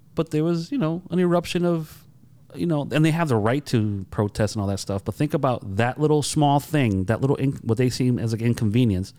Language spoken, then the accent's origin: English; Holyoke, Massachusetts, United States; I grew up in Holyoke.